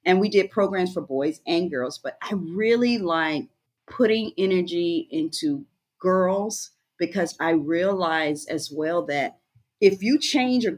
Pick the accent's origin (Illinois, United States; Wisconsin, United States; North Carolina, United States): North Carolina, United States; Rocky Mount; also born or lived in Freeman, Virginia; I grew up in Rocky Mount, North Carolina, part-time, and then in Freeman, Virginia, the other times. And so my life and my world consisted of going back and forth every 2 years between those locations.